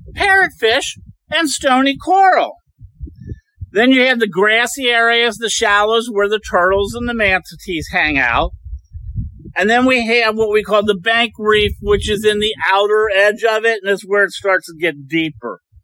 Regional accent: Cincinnati, Ohio, United States; We come from Cincinnati.

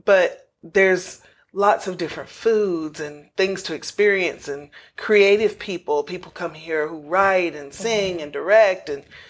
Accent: Shelby, North Carolina, United States; also born or lived in New York / Atlanta / Las Vegas; now in Los Angeles, United States; I grew up in North Carolina, born and raised just outside of Shelby, which is halfway between Asheville, North Carolina, and Charlotte, North Carolina, in a little small community called Five Forks. And that's where I was born and raised, and I still have family

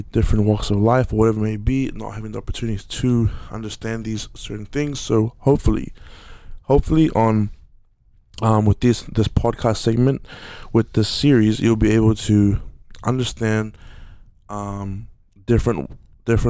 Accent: Auckland, New Zealand; growing up in Aotearoa, growing up in South Auckland, New Zealand

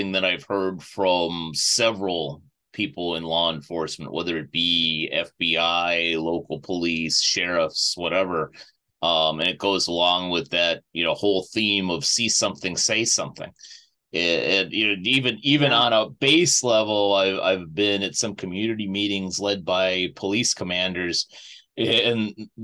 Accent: United States; being an American living here all my life

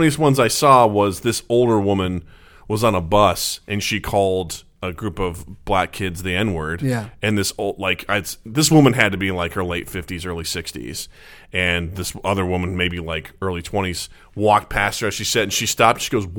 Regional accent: Missouri, United States; born or raised there; moved away

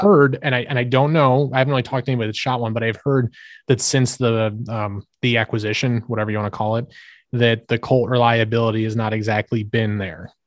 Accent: United States; as an American

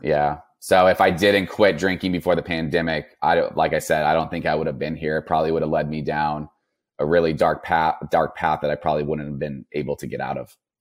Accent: Napa, California, United States; born or raised there

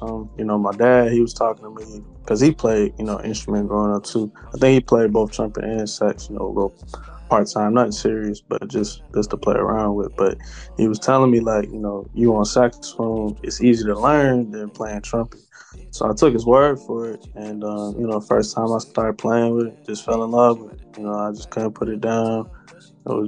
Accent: Atlanta, Georgia, United States; also born or lived in Cincinnati, Ohio; I came down to Atlanta since I was about six or so. So I've been kicking it down here ever since then.

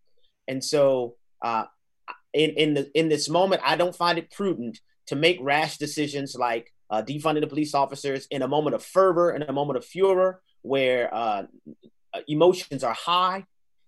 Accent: New Orleans, Louisiana, United States; I grew up in the hood in New Orleans. I grew up born and raised in New Orleans, Louisiana.

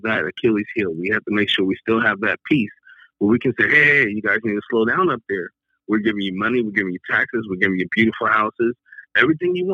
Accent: Long Beach, California, United States; I'm from Long Beach, California

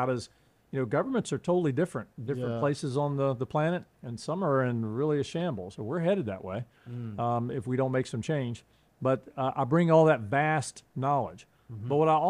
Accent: North Carolina, United States; accent: Southern; now in Hawaii, United States; I've got this Southern accent. I grew up in North Carolina, and I left North Carolina a long time ago, but the accent didn't leave.

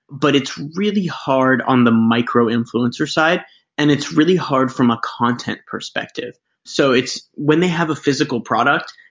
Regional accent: Canada; also born or lived in United States; A little bit about myself. Uh, I grew up in Canada. I lived most of my life bouncing around between Canada and the United States.

